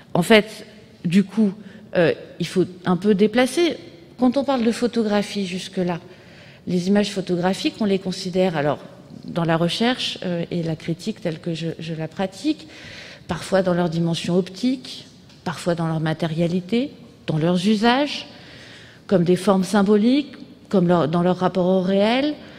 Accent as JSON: {"language": "French", "country": "France", "said": "chez nous, en France"}